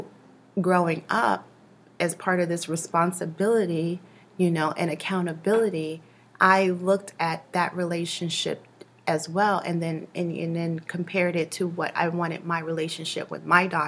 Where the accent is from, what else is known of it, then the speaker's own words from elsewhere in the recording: New York City, New York, United States; growing up in Brooklyn.